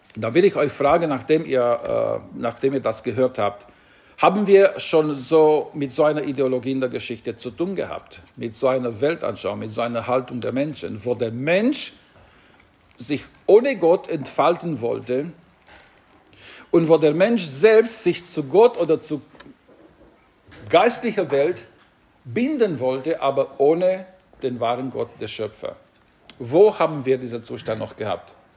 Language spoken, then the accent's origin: German; Romania; now in Singen, Germany; als ich Personalausweis in Rumänien, bei uns hieß es damals Identitätsausweis bekommen habe